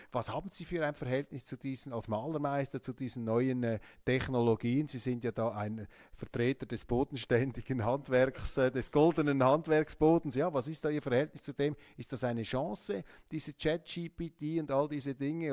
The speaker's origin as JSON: {"language": "German", "country": "Switzerland", "said": "als Schweizer"}